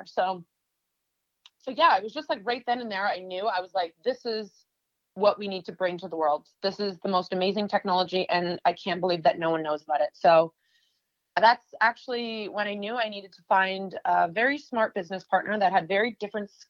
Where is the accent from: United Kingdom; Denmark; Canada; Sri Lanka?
Canada; moved away as an adult; now in New York, United States; I'm originally from Canada